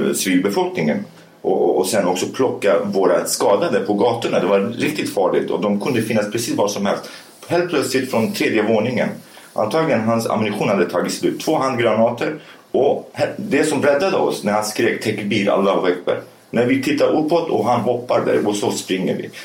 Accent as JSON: {"language": "Swedish", "country": "Sweden", "tie": "born or raised there", "also_born_or_lived": "Rojava, Syria", "said": "Jag är kurd, okej, okay, men jag är uppvuxen i Sverige"}